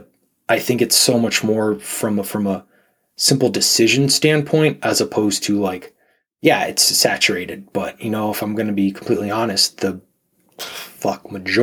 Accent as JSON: {"language": "English", "region": "Pennsylvania", "country": "United States", "tie": "born or raised there", "also_born_or_lived": "Southern California / Texas / Virginia / Arizona", "moved": "as an adult", "said": "I grew up in Pennsylvania"}